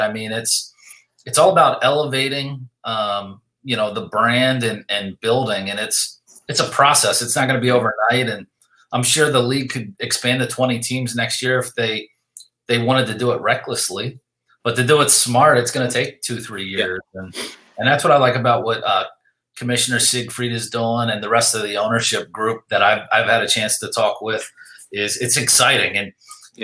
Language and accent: English; Lancaster, Pennsylvania, United States; I grew up in Lancaster, Pennsylvania